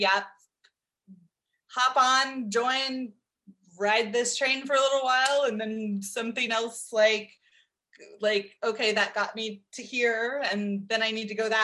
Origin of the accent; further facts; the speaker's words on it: Dallas, Texas, United States; also born or lived in Nacogdoches, Texas; I live here in Dallas, Texas. It's where I grew up.